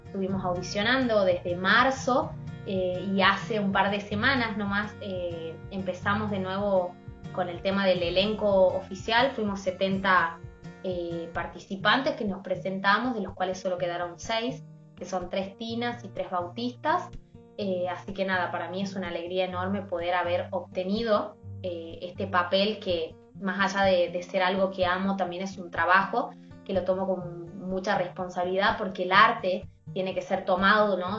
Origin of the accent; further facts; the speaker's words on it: Tucumán, Argentina; nuestra provincia